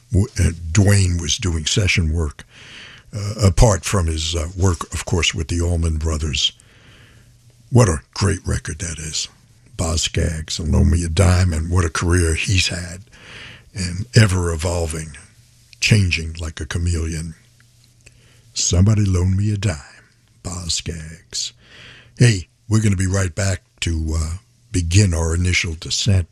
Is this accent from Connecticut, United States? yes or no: no; New York City, New York, United States; growing up in New York City